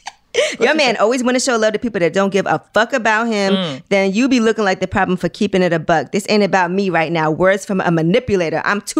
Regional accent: New York City, New York, United States; I'm from Brooklyn.

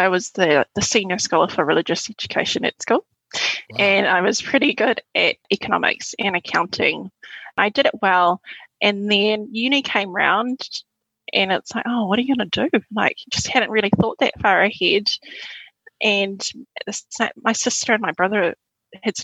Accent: Auckland, New Zealand; also born or lived in Suva, Fiji; growing up in West Auckland's a pretty diverse place

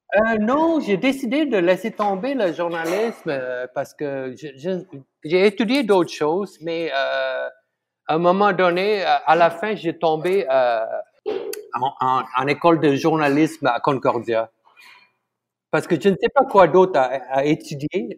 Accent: Malaysia; born or raised there; first language Tamil; French is a second language; moved away as an adult; now in Montreal, Canada

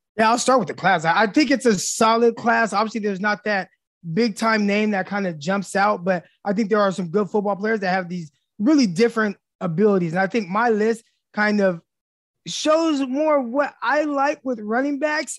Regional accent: California, United States; moved away as an adult; now in Arkansas, United States; I'm from California. I just moved out here

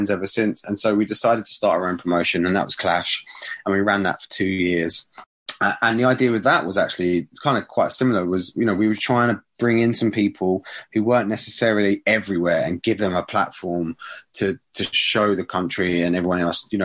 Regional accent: Borehamwood, East of England, United Kingdom; Borehamwood's my hometown.

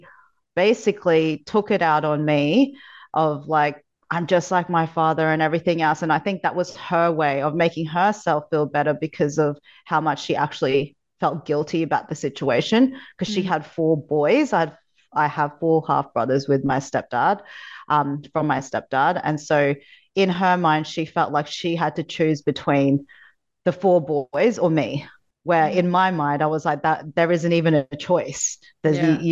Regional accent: Philippines; I was born in the Philippines in poverty, so third world country. In my teens, I found myself living in the streets

